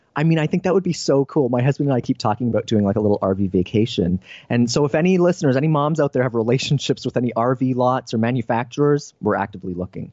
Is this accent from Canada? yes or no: yes; Canada; now in San Diego, United States; I'm a Canadian now living in San Diego